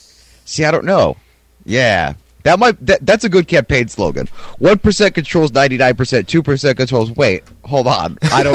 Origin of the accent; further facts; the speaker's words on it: Ohio, United States; moved away; also born or lived in Michigan; I'm originally from Ohio.